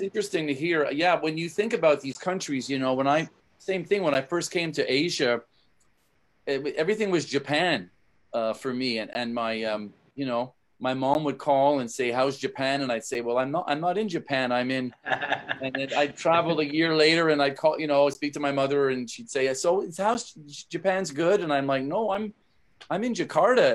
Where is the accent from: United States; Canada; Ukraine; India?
Canada; moved away; I'm from Canada originally